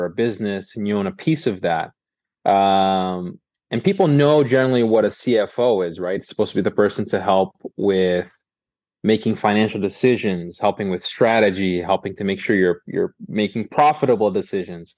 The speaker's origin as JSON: {"language": "English", "town": "Boston", "region": "Massachusetts", "country": "United States", "tie": "born or raised there", "said": "I grew up in Boston. I'm a Bostonian by birth"}